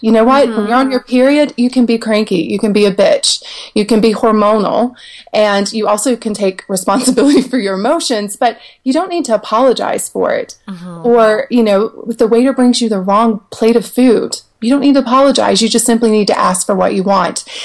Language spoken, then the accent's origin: English; the South, United States; I grew up in the South in trailer parks